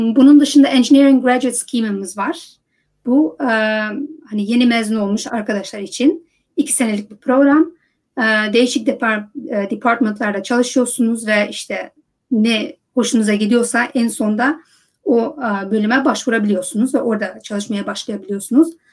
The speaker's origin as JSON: {"language": "Turkish", "country": "Netherlands", "tie": "born or raised there", "also_born_or_lived": "United States", "moved": "as an adult", "said": "Hollanda'da doğdum büyüdüm"}